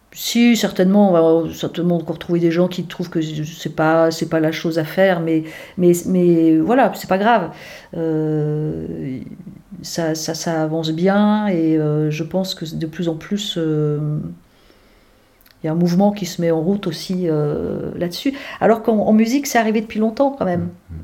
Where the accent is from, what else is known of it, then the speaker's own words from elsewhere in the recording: Brittany, France; moved away as an adult; also born or lived in Douarnenez; mon enfance euh, en Bretagne